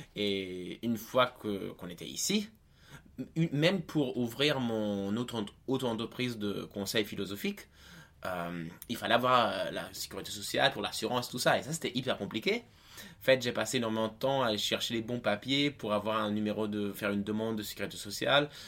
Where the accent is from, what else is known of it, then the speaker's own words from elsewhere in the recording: Italy; moved away as an adult; now in France; je suis né en Italie, mais je suis français par, euh, par ma mère.